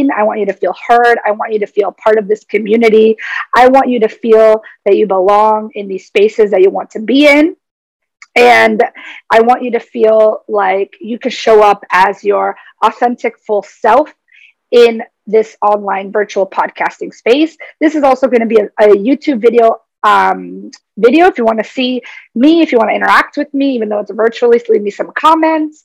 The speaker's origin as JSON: {"language": "English", "country": "United States", "tie": "born or raised there", "said": "I identify as Paraguayan American. I was born in the United States. However, my family is from Paraguay, so I hold Paraguayan lineage and ancestry"}